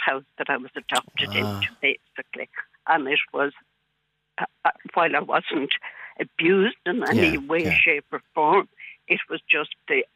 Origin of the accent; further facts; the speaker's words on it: Cork, Munster, Ireland; I was born in Bessborough in 1947, and I was there for 2 years.